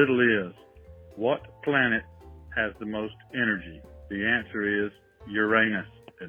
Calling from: Destin, Florida, United States; I'm calling you from Destin, Florida.

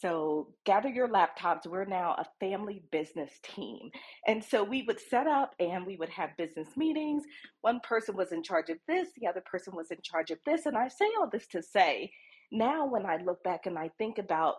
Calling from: Bogotá, Bogotá Capital District, Colombia; I am dialing in from Bogota, Colombia

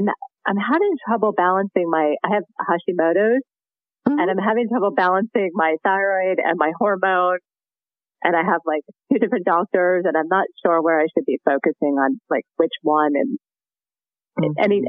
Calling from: Richmond, Virginia, United States; I'm calling from Richmond, Virginia.

